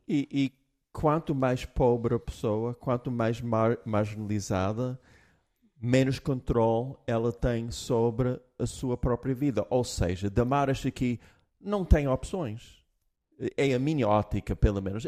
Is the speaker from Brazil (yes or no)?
no; United States; moved away; eu, como americano, eu tenho uma base americana